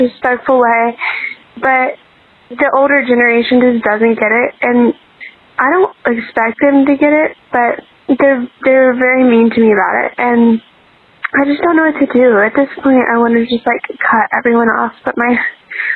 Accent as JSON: {"language": "English", "region": "Virginia", "country": "United States", "tie": "born or raised there", "said": "I grew up in Virginia"}